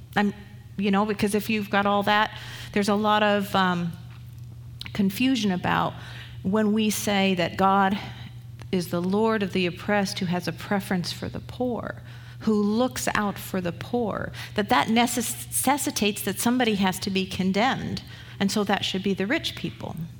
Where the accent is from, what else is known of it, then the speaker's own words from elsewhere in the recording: England, United Kingdom; also born or lived in Canada; now in United States; I was from England